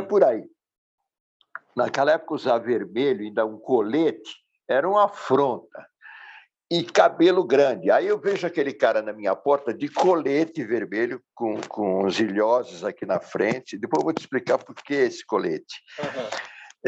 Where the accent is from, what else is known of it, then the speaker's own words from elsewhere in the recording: Santos, São Paulo, Brazil; Eu sou de Santos, natural de Santos